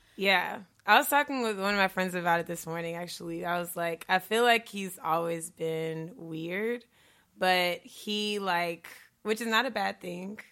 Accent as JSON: {"language": "English", "town": "Stone Mountain", "region": "Georgia", "country": "United States", "tie": "born or raised there", "moved": "as an adult", "lives_now": "Chicago, United States", "said": "I'm from Stone Mountain originally, too. I actually went to high school with his brother"}